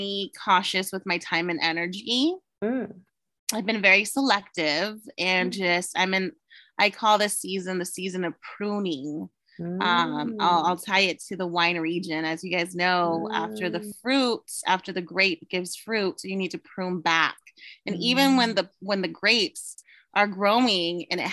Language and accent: English; Paso Robles, California, United States; I grew up in Paso